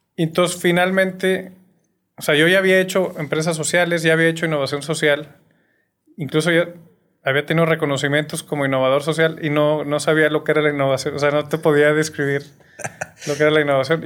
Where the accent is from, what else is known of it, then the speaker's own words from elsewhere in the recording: Torreón, Coahuila, Mexico; moved away as an adult; also born or lived in Mexico City, Mexico; now in Monterrey, Mexico; soy de Torreón. Eh, viví hasta los 18 años allá muy feliz